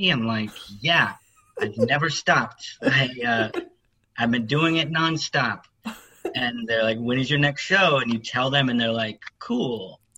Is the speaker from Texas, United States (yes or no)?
yes; Austin, Texas, United States; Uh, here in Austin.